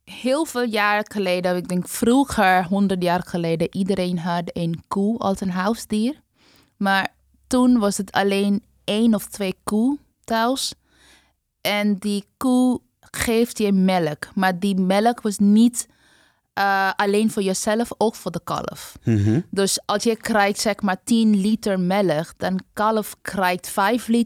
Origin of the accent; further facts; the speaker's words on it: West Bengal, India; now in Netherlands; Nee, ik ben van de hoogste kast. Ik kom uit Bengal, maar voor ons is onze groente.